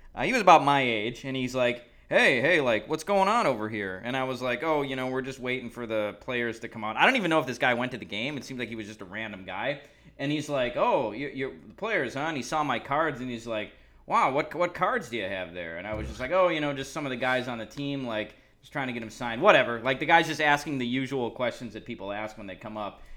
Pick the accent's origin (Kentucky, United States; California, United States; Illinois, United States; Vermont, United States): Illinois, United States; Chicago; I was from Chicago